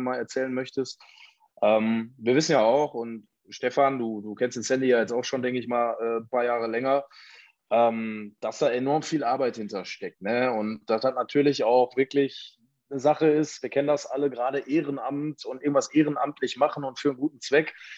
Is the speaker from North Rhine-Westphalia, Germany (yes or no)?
yes; Ruhr area, North Rhine-Westphalia, Germany; hier bei uns im Ruhrgebiet